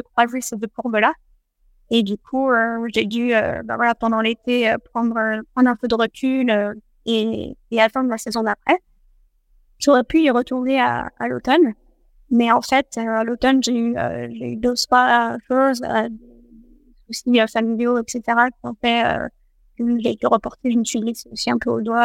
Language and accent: French; France; chez nous, en France